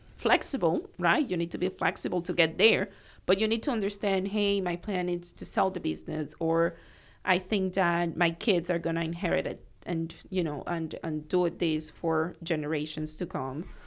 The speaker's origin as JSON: {"language": "English", "country": "Cuba", "tie": "born or raised there", "also_born_or_lived": "Miami", "moved": "as an adult", "lives_now": "Naples, United States", "said": "growing up in Cuba at that time"}